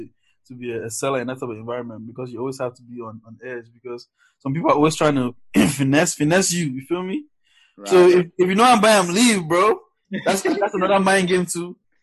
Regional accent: Cameroon; now in United States

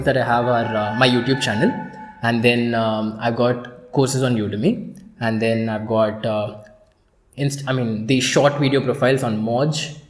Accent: India; I was the one from India.

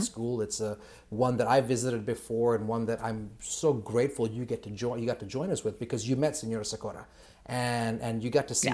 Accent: Kenya; moved away; I'm originally from Kenya

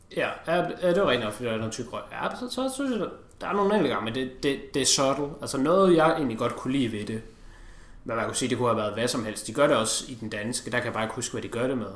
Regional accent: Denmark; Vi to er danskere

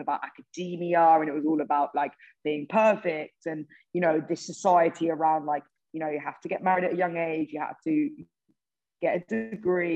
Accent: Hertfordshire, North London area, East of England, United Kingdom; I'm from Hertfordshire, North London, really area

